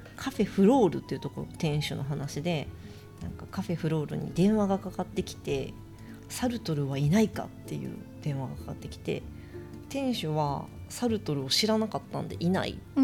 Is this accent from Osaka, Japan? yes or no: yes; Osaka, Japan; moved away as an adult; also born or lived in New York, United States; now in Tokyo, Japan; 私大阪出身で大阪の実家からいっぺんニューヨークに